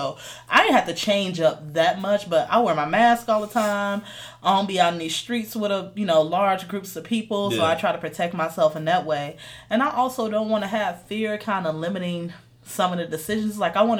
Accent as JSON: {"language": "English", "town": "Chicago", "region": "Illinois", "country": "United States", "tie": "born or raised there", "also_born_or_lived": "St. Louis", "moved": "yes", "lives_now": "Colorado Springs, United States", "said": "So I grew up in Chicago, y'all."}